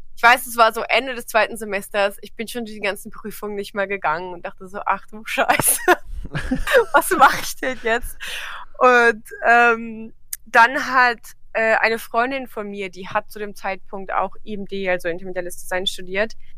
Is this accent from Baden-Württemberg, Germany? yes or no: no; Trier, Rhineland-Palatinate, Germany; ich komme aus Trier